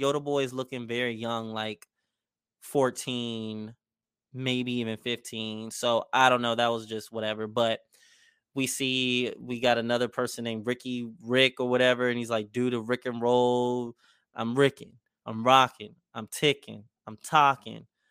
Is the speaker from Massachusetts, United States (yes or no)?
no; Maryland, United States; I'm from Maryland